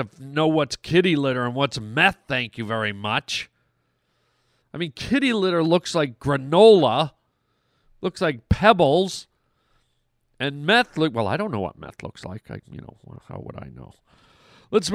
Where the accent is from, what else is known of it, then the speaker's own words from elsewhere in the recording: Canada; moved away; I've lived in those cold climes, my friends. I grew up in Canada.